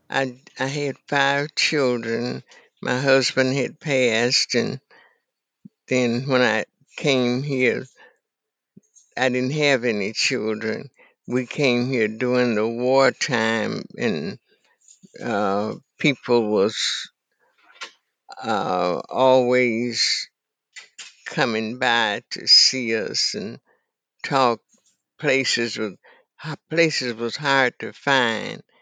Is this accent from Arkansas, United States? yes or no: yes; Carson Lake, Arkansas, United States; moved away as an adult; Carson Lake, Arkansas, in Deckerville, oh. Arkansas.